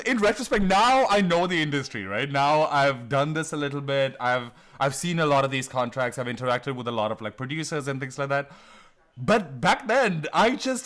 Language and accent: English; Delhi, India; moved away as an adult; also born or lived in New Haven, Connecticut; now in New York, United States; I grew up in Mayur Vihar, which is, as Delhi people call it, Jamunapar.